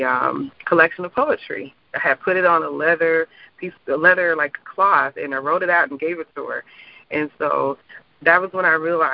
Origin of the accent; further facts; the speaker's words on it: St. Louis, Missouri, United States; moved away as an adult; also born or lived in Alabama; now in Orlando, United States; I'm from St. Louis, Missouri, and most of my family is there